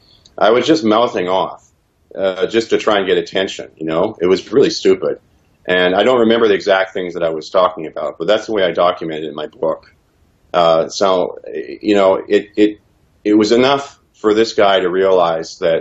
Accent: Canada; also born or lived in Regina, Saskatchewan / Ontario; I was proud of my country and being a Canadian

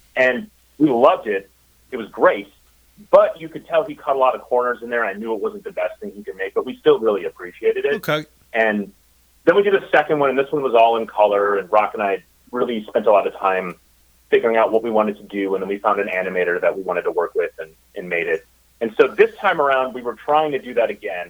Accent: Minnesota, United States; moved away as an adult; also born or lived in Chicago, Illinois; now in Eureka Springs, United States; I was born in Minnesota

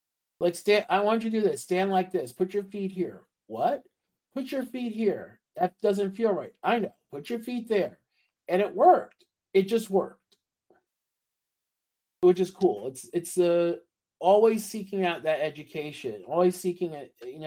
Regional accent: New York, United States; I'm from New York. New Yorkers talk with their hands

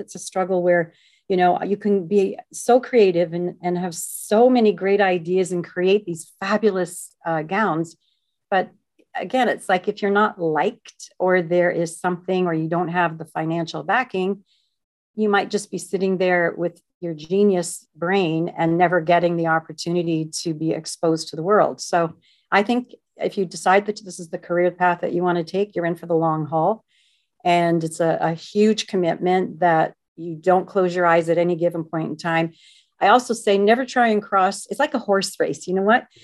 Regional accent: Canada; being Canadian

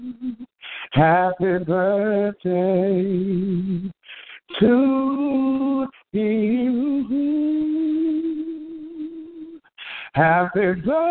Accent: Washington, District of Columbia, United States; my hometown of Washington, D.C.

